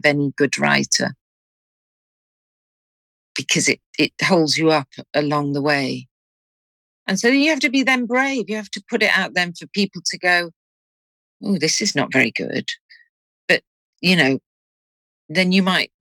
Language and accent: English; Liverpool, North West England, United Kingdom; my hometown of Liverpool